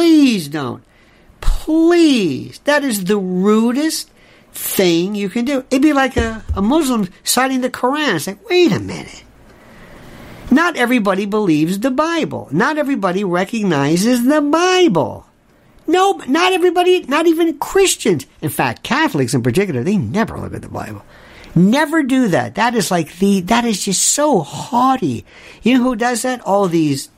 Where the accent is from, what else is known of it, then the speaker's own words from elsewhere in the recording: Tampa, Florida, United States; growing up in Florida, in Tampa, we had a lot of Cubans